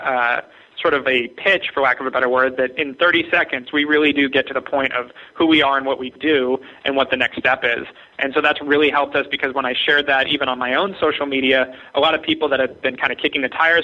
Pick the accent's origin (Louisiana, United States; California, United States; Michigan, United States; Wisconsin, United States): California, United States; Ojai; I grew up in Ojai, California, where there are red-tailed hawks everywhere.